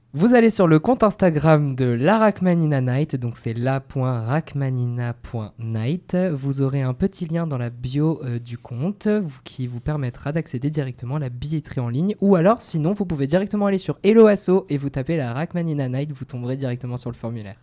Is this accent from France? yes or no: yes; Bordeaux, Nouvelle-Aquitaine, France; moved away; moi je suis bordelais de souche